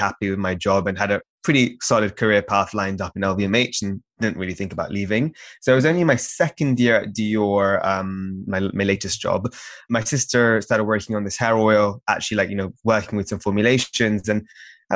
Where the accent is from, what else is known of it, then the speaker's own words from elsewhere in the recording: London, United Kingdom; we were born and raised in London